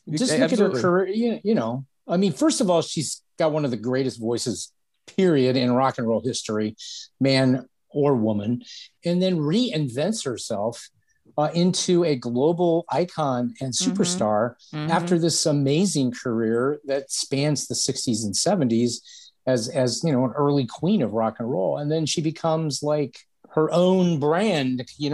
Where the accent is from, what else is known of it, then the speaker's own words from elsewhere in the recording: Akron, Ohio, United States; born there; now in Cleveland, United States; Well, not only am I in Cleveland, but I was born in Akron, Ohio. So home of ….